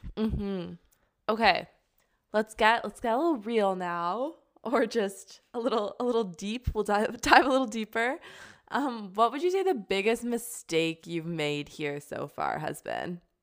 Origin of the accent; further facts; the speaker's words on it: Ontario, Canada; moved away as an adult; now in Cork, Ireland; I'm from Ontario